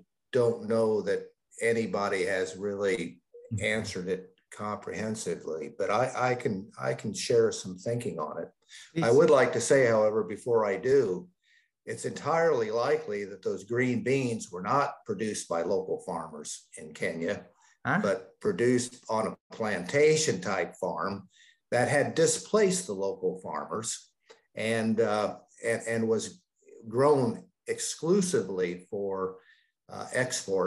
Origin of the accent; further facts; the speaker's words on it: the Midwest and the Upper South, United States; also born or lived in Upper South; now in Canada; I grew up in the Midwest and the Upper South.